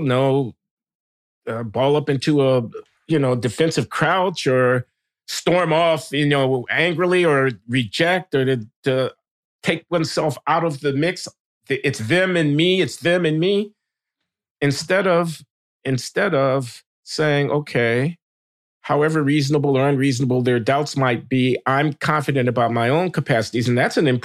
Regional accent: Chicago, Illinois, United States; when we were growing up in Chicago

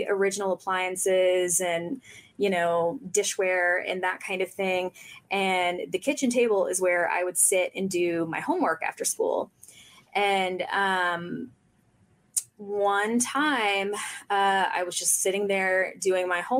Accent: Oxford, Mississippi, United States; I grew up in William Faulkner's house in Mississippi

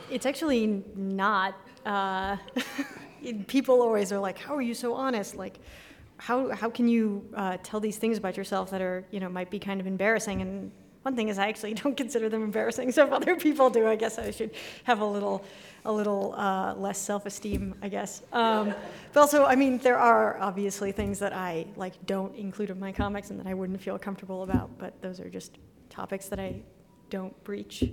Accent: Santa Fe, New Mexico, United States; moved away as an adult; also born or lived in Boston; when I was growing up in New Mexico

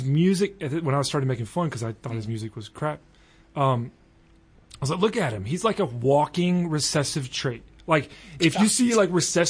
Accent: the South, United States; accent: country accent; I'm from the South too.

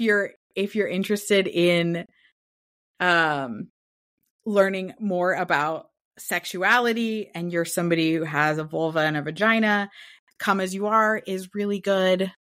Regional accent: Portland, Oregon, United States; now in California, United States; I'm from the Northwest, so that very mossy, foresty pine scent.

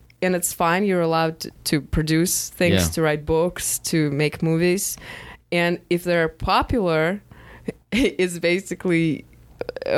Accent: Russia; moved away; I come from Russia where it's impossible.

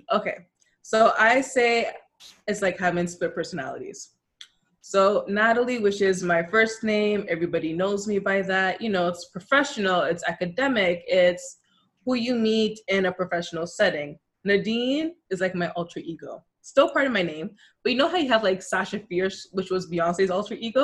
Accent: Toronto, Ontario, Canada; I'm from Toronto, born and raised, but of Jamaican descent

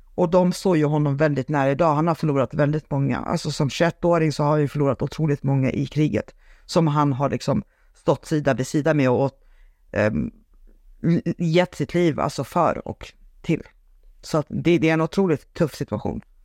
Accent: Sweden; also born or lived in Saint Petersburg, Russia; sen har jag uppvuxen i Sverige med en svensk mamma

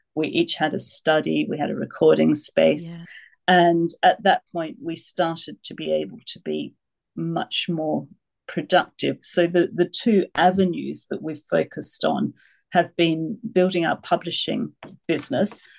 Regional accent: Australia; moved away as an adult; also born or lived in United Kingdom; now in France; I moved from Australia to the UK when I was 18

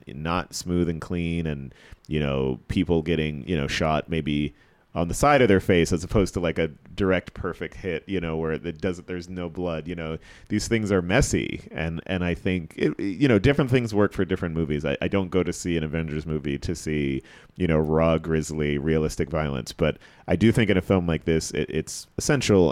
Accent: New Jersey, United States; moved away as an adult; now in New York, United States; I grew up in Jersey

